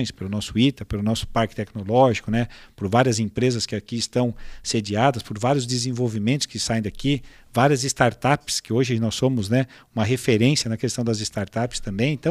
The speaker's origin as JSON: {"language": "Portuguese", "town": "São José", "country": "Brazil", "said": "sou de São José"}